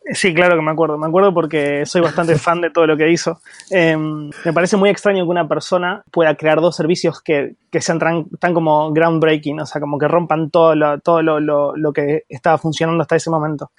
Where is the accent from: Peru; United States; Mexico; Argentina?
Argentina; soy de Argentina